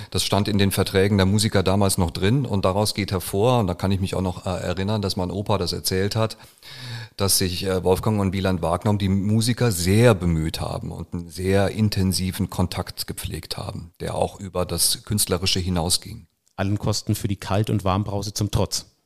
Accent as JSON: {"language": "German", "town": "Munich", "region": "Bavaria", "country": "Germany", "said": "Und ich als Münchner darf das sagen."}